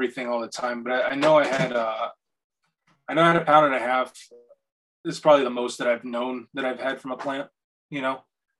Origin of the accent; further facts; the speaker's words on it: Puerto Rico; also born or lived in North Carolina; I'm from Puerto Rico. I've lived in a lot of different places, and I just recently moved up from North Carolina.